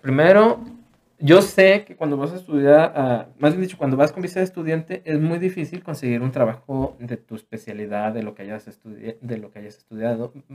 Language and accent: Spanish; Mexico; como mexicano